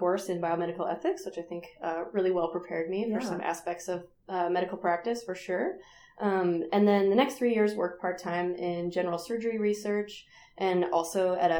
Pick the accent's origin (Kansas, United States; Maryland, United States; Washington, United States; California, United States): Washington, United States; Seattle; moved away as an adult; now in Portland, United States; So I grew up in the Seattle area, the Seattle suburbs, and then moved down to Portland back in 2003 for undergrad.